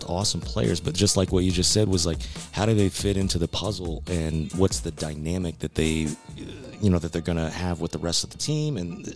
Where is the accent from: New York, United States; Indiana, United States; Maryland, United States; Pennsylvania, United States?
Indiana, United States; Growing up in Indiana, my grandfather was a huge Packers fan